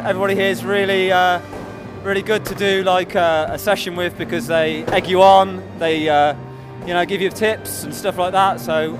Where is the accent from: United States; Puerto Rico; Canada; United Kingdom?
United Kingdom; Worcester, West Midlands; I'm a skateboarder from Worcester.